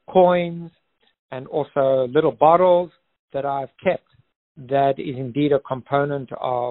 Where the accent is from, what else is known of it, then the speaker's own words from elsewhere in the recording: South Africa; now in Phoenix, United States; I'm South African and have experience of living under apartheid